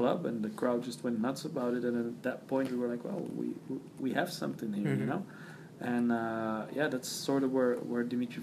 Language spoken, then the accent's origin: English; Belgium; we're from Greek origin, but we grew up in Belgium, in a little bit of a more ghetto-ish